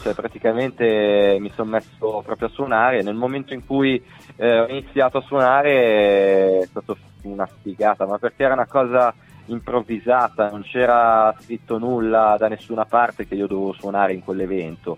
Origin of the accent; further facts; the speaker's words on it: Olgiate Olona, Lombardy, Italy; io sono di Olgiate Olona in provincia di Varese, vicino Bustartizio